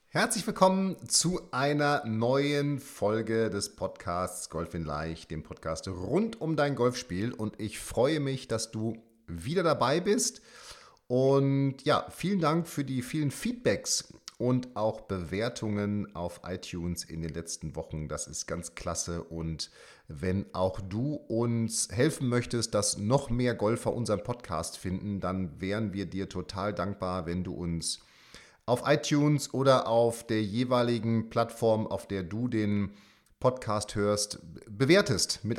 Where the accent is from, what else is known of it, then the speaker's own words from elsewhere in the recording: St. Leon-Rot, Baden-Württemberg, Germany; in meiner alten Heimat äh, St. Leon Roth in Heidelberg